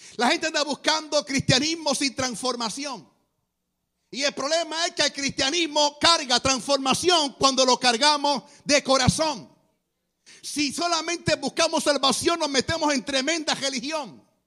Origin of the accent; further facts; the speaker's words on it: Guaynabo, Puerto Rico; yo soy de Guaynabo, Puerto Rico. Es un pueblo cerca de San Juan.